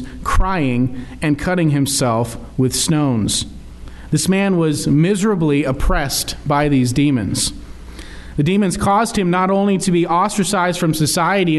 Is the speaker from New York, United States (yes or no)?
yes; Morrisonville, New York, United States; I'm from Morrisonville, but no one's ever heard of Morrisonville. And so the town 10 minutes away is Plattsburgh